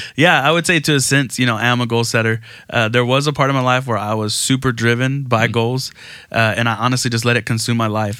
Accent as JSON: {"language": "English", "town": "Aransas Pass", "region": "Texas", "country": "United States", "tie": "born or raised there", "said": "I grew up in Aransas Pass, Texas, so small town right off the coast"}